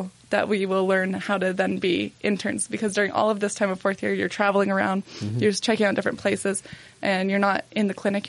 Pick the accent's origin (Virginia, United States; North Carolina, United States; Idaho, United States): Idaho, United States; Pocatello; moved away as an adult; now in Salt Lake City, United States; I'm from Pocatello.